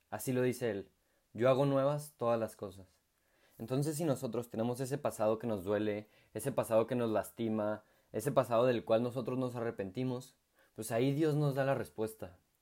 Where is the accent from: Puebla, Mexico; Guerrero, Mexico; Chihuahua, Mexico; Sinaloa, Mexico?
Chihuahua, Mexico; moved away as an adult; now in Santiago, Chile; soy eh, de la ciudad de Chihuahua, México, y actualmente soy colaborador en Santiago de Chile